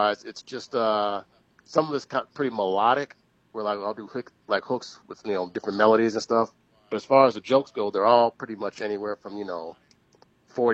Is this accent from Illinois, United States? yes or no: yes; Chicago, Illinois, United States; grew up on South Side Chicago, around 48th and King Drive, 63rd and Stony Island